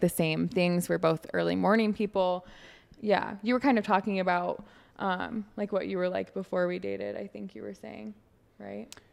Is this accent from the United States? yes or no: yes; Michigan, United States; moved away as an adult; also born or lived in Alabama; now in Florida, United States; I'm from Michigan